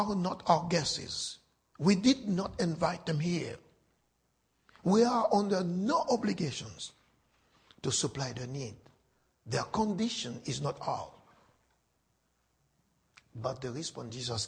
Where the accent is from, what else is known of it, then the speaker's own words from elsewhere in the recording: Haiti; Haiti is my home. I was born and raised in Haiti.